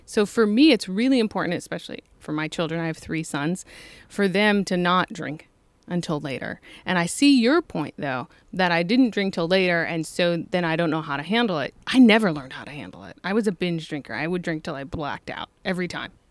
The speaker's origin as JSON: {"language": "English", "town": "Toledo", "region": "Ohio", "country": "United States", "tie": "born or raised there", "said": "I grew up in Toledo"}